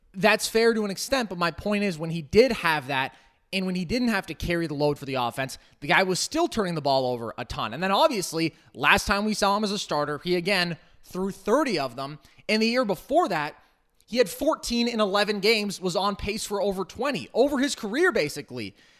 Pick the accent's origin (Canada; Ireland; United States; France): United States; Bay Area, California; I grew up in the Bay Area